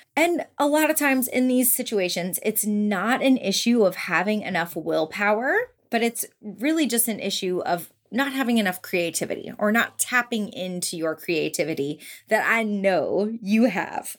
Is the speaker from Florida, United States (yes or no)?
yes; Orlando, Florida, United States; now in Memphis, United States; I'm from Orlando, Florida